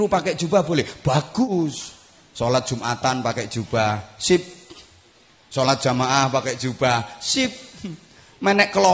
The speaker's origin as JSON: {"language": "Indonesian", "country": "Indonesia", "said": "Bagi kita bangsa Indonesia juga harus kita tanamkan prinsip seperti ini. Aku mencintai Indonesia karena aku dilahirkan di Indonesia."}